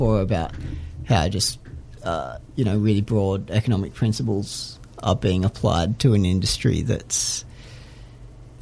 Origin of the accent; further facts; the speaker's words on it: Bega, New South Wales, Australia; I grew up in Bega